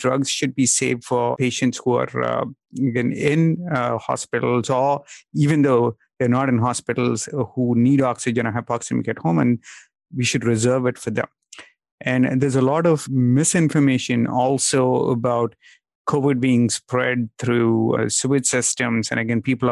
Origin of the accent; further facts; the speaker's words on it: India; moved away; I'm Indian. I'm originally from India